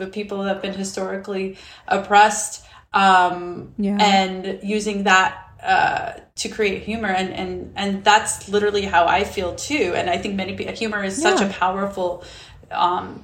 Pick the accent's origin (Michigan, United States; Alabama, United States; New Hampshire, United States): Alabama, United States; moved away as an adult; also born or lived in Ramallah, West Bank, Palestine; now in Brooklyn, United States; growing up in Alabama